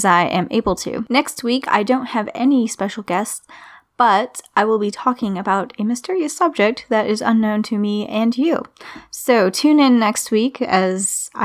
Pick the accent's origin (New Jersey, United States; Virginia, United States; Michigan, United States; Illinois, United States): Virginia, United States; in my hometown